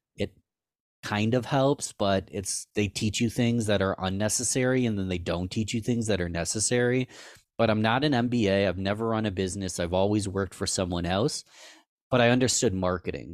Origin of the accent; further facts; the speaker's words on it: Rochester, New York, United States; born and raised in Rochester